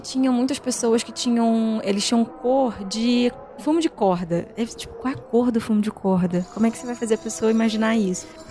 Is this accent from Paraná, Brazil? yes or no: no; Rio de Janeiro, Brazil; accent: carioca; moved away as an adult; now in São Paulo, Brazil; muita gente fala de sotaque, porque eu sou carioca